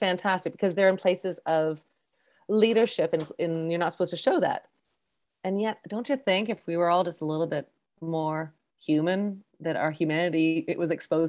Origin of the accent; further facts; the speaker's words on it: Canada; I'm first generation Canadian